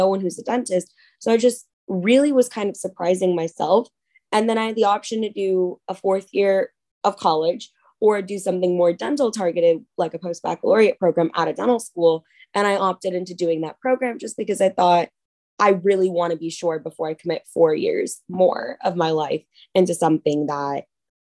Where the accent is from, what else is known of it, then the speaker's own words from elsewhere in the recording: Dallas, Texas, United States; moved away as an adult; now in Philadelphia, United States; I'm originally from Dallas, Texas